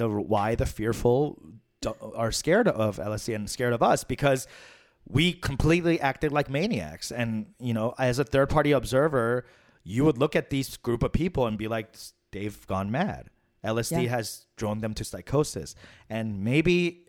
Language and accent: English; New York City, New York, United States; my hometown, Queens, New York City